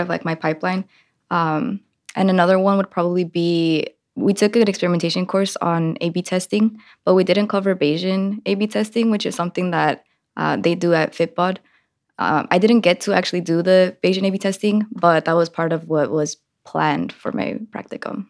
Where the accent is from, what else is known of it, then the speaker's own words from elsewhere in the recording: Richmond, California, United States; also born or lived in Liberia; I grew up in East Bay in Richmond, California